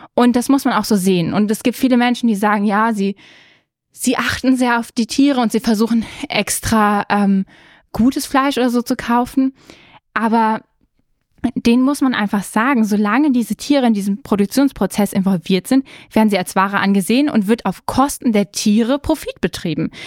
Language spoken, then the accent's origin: German; Germany; wir sind in Deutschland aufgewachsen